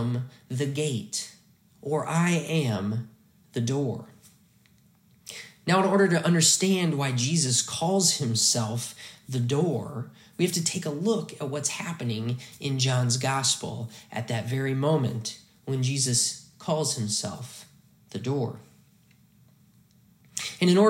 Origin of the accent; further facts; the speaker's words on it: Hamilton, Montana, United States; the church I grew up in Faith Lutheran Church in Hamilton, Montana